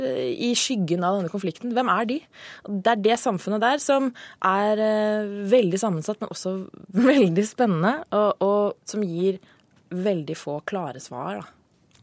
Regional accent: Lillehammer, Innlandet, Norway; now in Oslo, Norway; jeg er fra Lillehammer

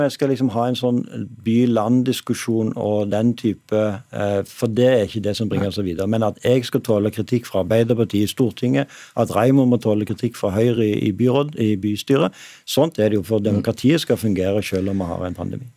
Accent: Stavanger, Rogaland, Norway; moved away; min hjemby Stavanger

